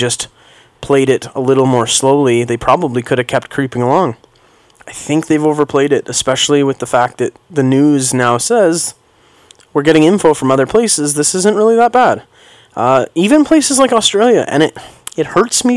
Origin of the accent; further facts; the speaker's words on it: Canada; being a Canadian, taking my kids skating